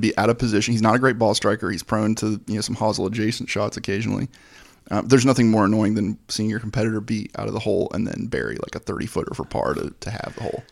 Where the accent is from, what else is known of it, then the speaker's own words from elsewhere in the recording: United States; I was born in the United States